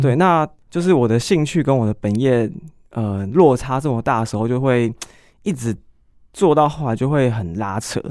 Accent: Taichung, Taiwan; 因为我台中念书的，我是台中人

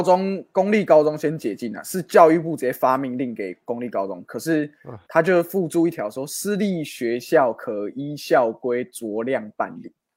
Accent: Guanmiao, Tainan, Taiwan; 我小时候跟詹哥一样啊，也是在这个关庙长大

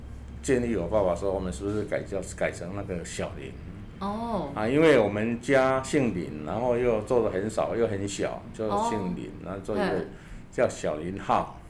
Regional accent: Dajia, Taichung, Taiwan; also born or lived in Qingshui, Taichung / Ruifang; 那其实我们是，嗯，土生土长一直在台中，

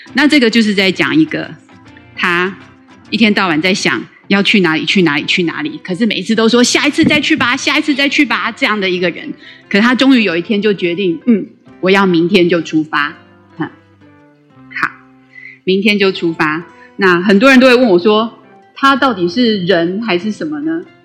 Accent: Taiwan; first language Taiwanese Hokkien; Chinese is a second language; 小时候是讲台语，但是就是跟很多人一样，一上学之后就失去了，嗯，说台语的环境

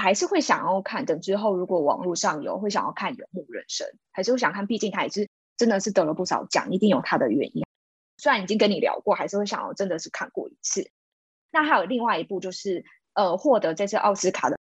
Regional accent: Taiwan; 我本身是并没有移民过，是土生土长的台湾人。

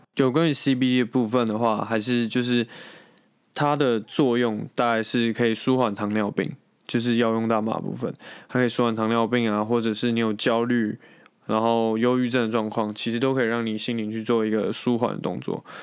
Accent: Taiwan; 在我们台湾人的既定印象中

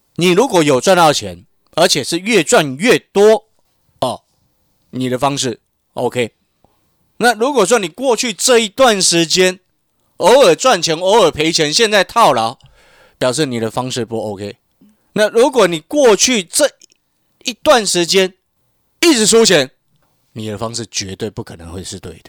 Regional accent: Hualien, Hualien County, Taiwan; now in Taipei, Taiwan; 我从小在花莲长大，然后呢，因为花莲人不多嘛

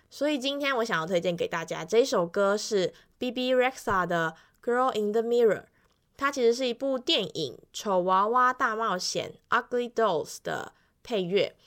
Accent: Yilan County, Taiwan; 所以我在回来宜兰的时候，大部分能够用台语，我就会用台语。那如果那个台语我不清楚的话，我就会用国语这样子。

